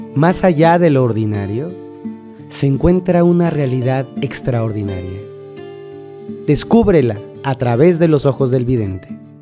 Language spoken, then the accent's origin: Spanish; Mexico; vivo en México, me crié en México